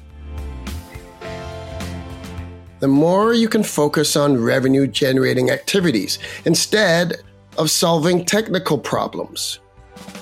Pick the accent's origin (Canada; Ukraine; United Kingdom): Canada; As a Canadian